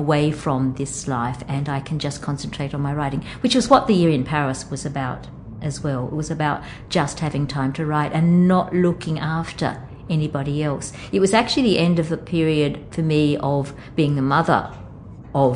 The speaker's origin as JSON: {"language": "English", "town": "Wellington", "region": "New South Wales", "country": "Australia", "tie": "born or raised there", "moved": "yes"}